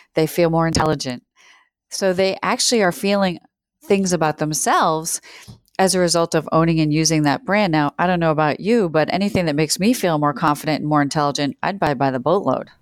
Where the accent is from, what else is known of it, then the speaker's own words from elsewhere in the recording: Worcester, Massachusetts, United States; also born or lived in New Zealand; now in Chicago, United States; I grew up in Worcester, Massachusetts, uh, which is a city of about one hundred eighty thousand people outside of Boston.